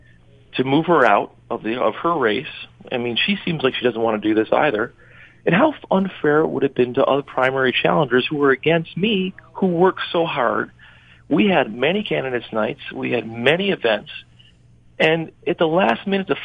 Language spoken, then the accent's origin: English; Western New York, United States; I grew up here. My family lives across the district